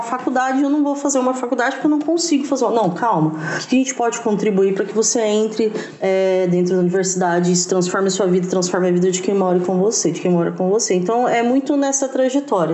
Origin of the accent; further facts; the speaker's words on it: Franca, São Paulo, Brazil; now in Ribeirão Preto, Brazil; Eu sou de Franca, eu tô aqui em Ribeirão Preto, mas eu sou de Franca